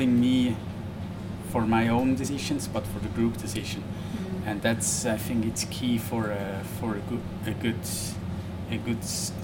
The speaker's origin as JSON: {"language": "English", "town": "Zermatt", "region": "Valais", "country": "Switzerland", "tie": "born or raised there", "said": "I grew up in Zermatt"}